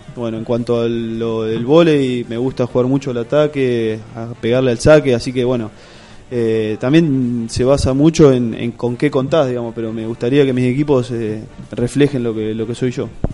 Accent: Lezama, Buenos Aires Province, Argentina; now in La Plata, Argentina; yo soy de Lezama, un pueblito acá del interior, eh, queda queda 120 kilómetros de acá de La Plata

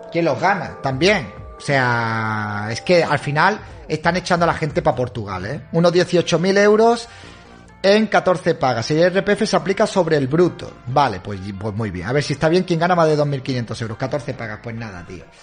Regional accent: Argentina; me hizo ampliar horizontes soy de Argentina, por eso te pregunto.

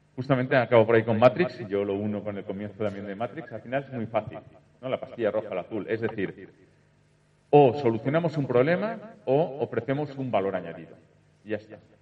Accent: Valencia, Valencian Community, Spain; Soy de Valencia

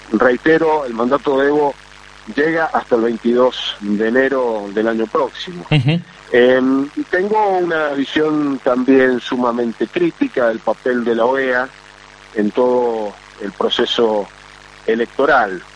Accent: Argentina; como argentino

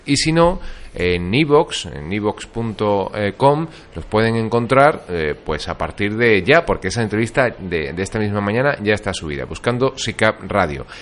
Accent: Andalusia, Spain

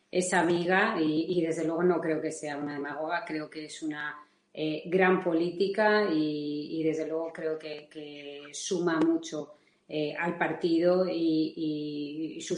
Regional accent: Valencian Community, Spain; como se dice en mi tierra, que, es Valencia

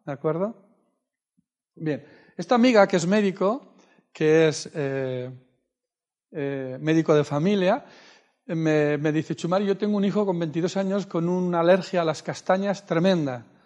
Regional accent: Argentina; sabes que soy de Argentina, yo vivía en Mendoza

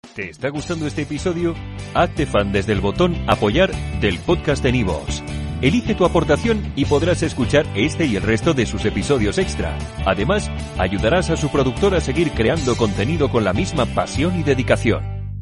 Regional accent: Guadalajara, Castilla-La Mancha, Spain; somos de una banda de rock de, del Cazar, en Guadalajara. Eh, somos seis amigos de aquí del Cazar

